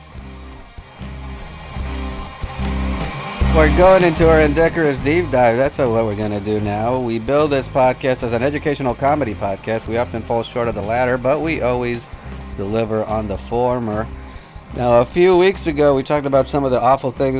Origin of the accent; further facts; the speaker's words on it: Colombia; moved away; I'm from Colombia